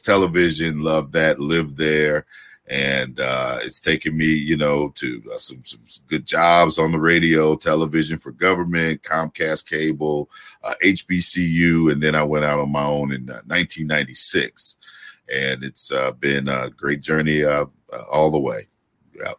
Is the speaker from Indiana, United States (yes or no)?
yes; Gary, Indiana, United States; I'm from Gary, Indiana